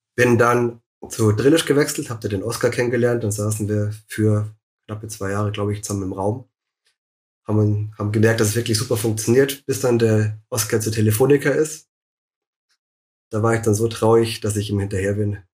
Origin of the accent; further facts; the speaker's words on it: Munich, Bavaria, Germany; ich bin auch aus München, schon immer in München gewesen